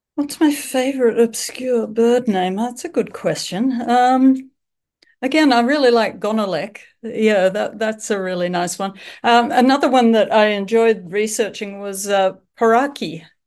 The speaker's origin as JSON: {"language": "English", "country": "Australia", "also_born_or_lived": "Melbourne, Australia / Japan / Seattle, United States", "accent": "Australian", "said": "I'm from Australia, as you can tell from my accent. I live in Melbourne."}